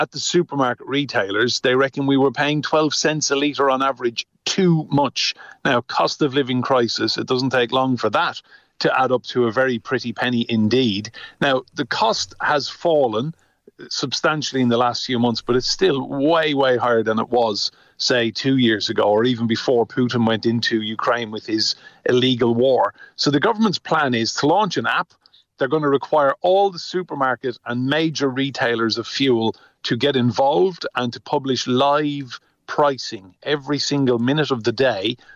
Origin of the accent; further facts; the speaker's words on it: Ireland; as an Irishman